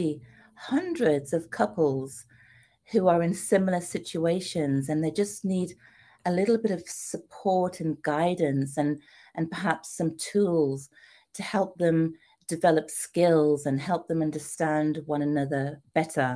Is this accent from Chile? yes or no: no; United Kingdom; moved away as an adult; also born or lived in Trinidad; now in United States; as you can tell by my accent, I'm from the UK. And I came to America